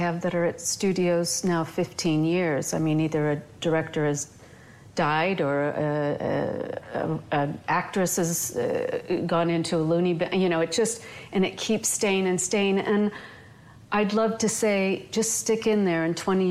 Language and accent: English; outside of Chicago, Illinois, United States; I grew up outside of Chicago.